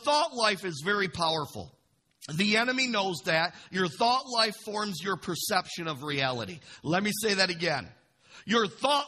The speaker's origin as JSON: {"language": "English", "town": "Imlay City", "region": "Michigan", "country": "United States", "tie": "born or raised there", "said": "I grew up in Imlay City"}